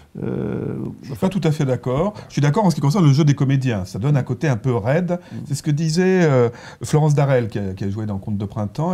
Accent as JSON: {"language": "French", "region": "Provence-Alpes-Côte d'Azur", "country": "France", "tie": "born or raised there", "said": "J'ai passé mon enfance en Provence"}